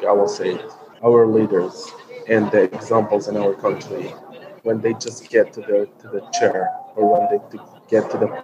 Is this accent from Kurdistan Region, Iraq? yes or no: no; Baghdad, Baghdad Governorate, Iraq; also born or lived in Mosul / Dohuk; I grew up in Baghdad, then moved to Mosul, then to Doha, which is in the northern part of Iraq.